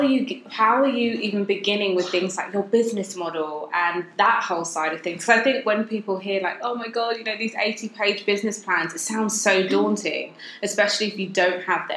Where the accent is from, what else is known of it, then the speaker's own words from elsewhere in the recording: London, United Kingdom; I grew up in Greenwich